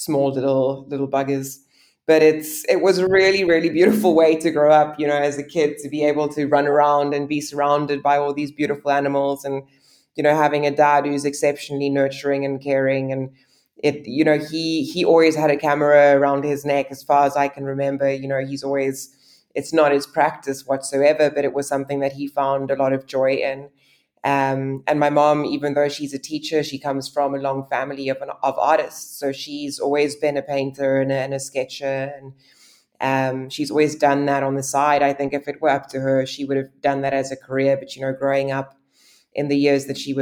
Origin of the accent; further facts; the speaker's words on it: Somerset West, Western Cape, South Africa; now in Cape Town, South Africa; I grew up in Somerset West, which is probably about 45 minutes to an hour's drive outside of the city